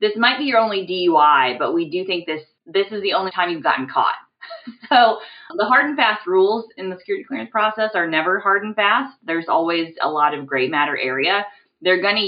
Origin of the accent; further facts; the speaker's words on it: Midwest, United States; I'm from the Midwest